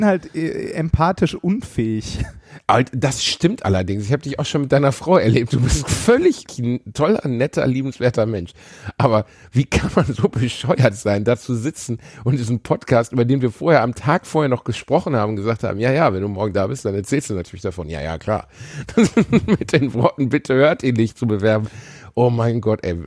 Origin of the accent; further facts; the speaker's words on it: Germany; wir Deutschen